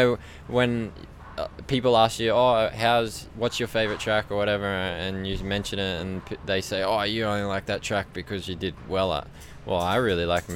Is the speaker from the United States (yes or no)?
no; Australia; what I grew up riding on in Australia